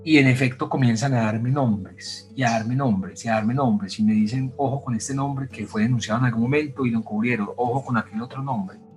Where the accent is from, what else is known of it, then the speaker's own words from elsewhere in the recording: Medellín, Antioquia, Colombia; la ciudad donde te criaste, Medellín